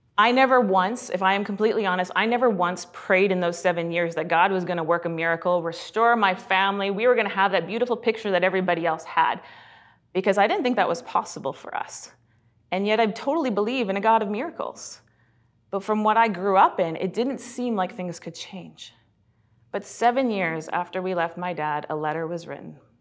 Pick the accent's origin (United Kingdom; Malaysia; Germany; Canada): Canada; British Columbia; also born or lived in Kelowna, British Columbia / Sylvan Lake, Alberta / Red Deer, Alberta / Edmonton, Alberta; when we were eight, we moved out to B C